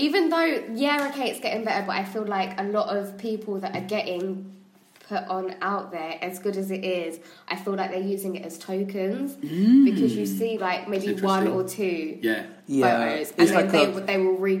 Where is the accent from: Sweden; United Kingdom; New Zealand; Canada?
United Kingdom; England; I was born here.